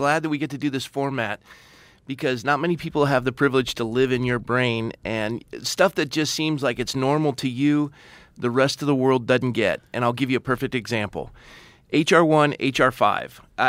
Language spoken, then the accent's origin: English; California, United States; as a Californian